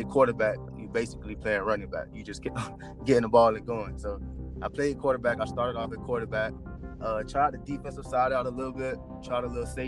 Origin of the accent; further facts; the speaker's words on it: Florida, United States; I'm from Florida, kind of close to home